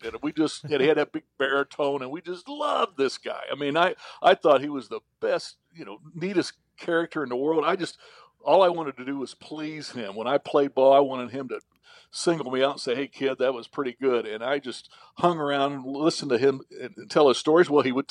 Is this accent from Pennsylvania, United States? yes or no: no; Indiana, United States; Yeah, I was, even though we were in southern Indiana, I was an Indiana fan for a couple reasons.